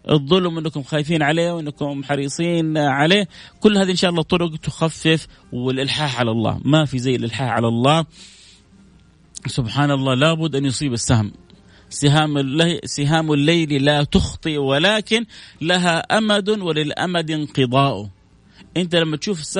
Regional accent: Pakistan; والله انا مدرس مدرسه آه، ايوه انا باكستاني امي هي بنت عمي هي إيه، في السعوديه

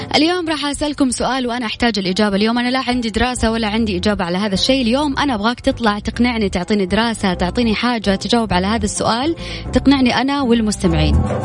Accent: Saudi Arabia; هنا عندنا في السعودية

